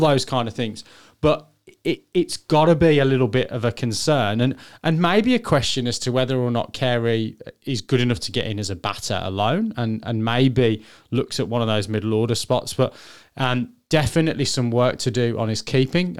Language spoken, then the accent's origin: English; England, United Kingdom; I'm English